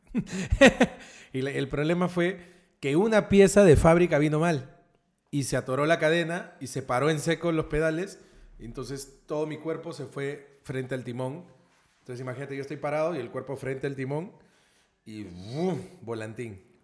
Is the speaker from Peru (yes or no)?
yes; Lima, Peru; also born or lived in Miraflores, Lima; he crecido en el Rimac toda mi vida. Pero ahora soy miraflorino